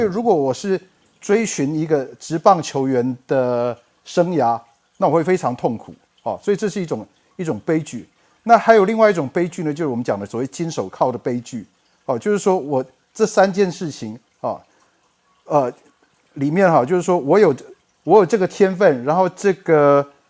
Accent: Taiwan; also born or lived in United States; 在一九八七年毕业于台大资讯工程系， 然后，呃，当完两年兵以后到美国布朗大学念博士，在一九九五年拿到，呃，布朗大学的 computer science 的 P H D， 然后我到，呃，I B M 的 Teacher Watson Research Center 工作了一年，啊，然后就回到台湾

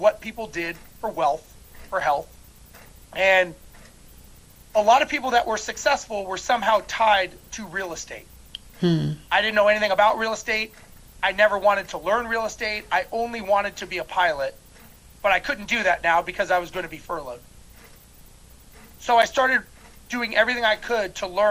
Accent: Los Angeles, California, United States; now in Houston, United States; I currently live in Houston, Texas, and originally I was born and raised in Los Angeles

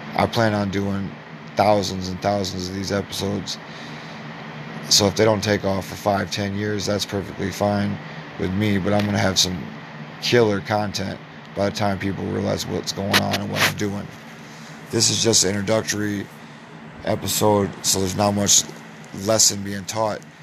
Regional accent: Clinton, Iowa, United States; I'm from Clinton, Iowa

